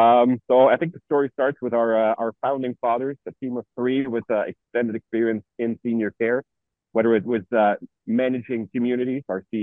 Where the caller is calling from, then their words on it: Chicago, Illinois, United States; I'm dialing in from Leading Age here in Chicago that's taking place at the moment